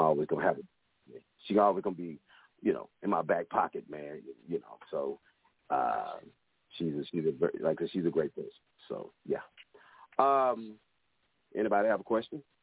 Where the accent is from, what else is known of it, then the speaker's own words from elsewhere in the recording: Dallas, Texas, United States; I'm from Dallas, Texas